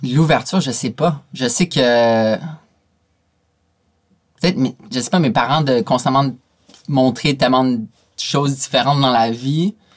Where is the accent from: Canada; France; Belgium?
Canada; je viens du Canada